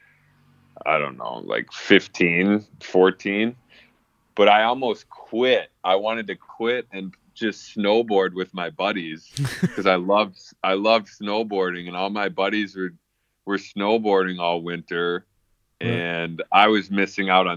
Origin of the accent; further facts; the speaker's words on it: Plymouth, United States; just in my hometown in Plymouth